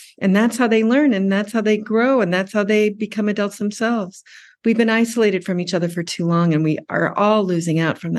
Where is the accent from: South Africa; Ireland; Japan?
Japan; Tokyo; also born or lived in United States; And I grew up in Tokyo.